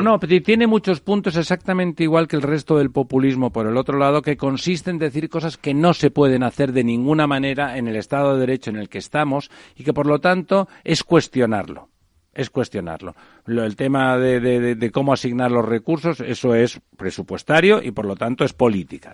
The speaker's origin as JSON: {"language": "Spanish", "town": "Barcelona", "region": "Catalonia", "country": "Spain", "said": "yo como barcelonés me alegro"}